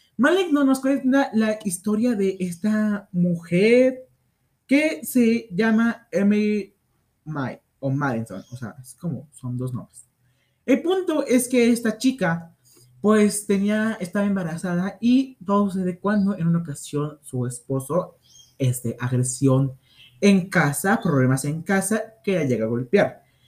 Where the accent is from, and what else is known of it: Mexico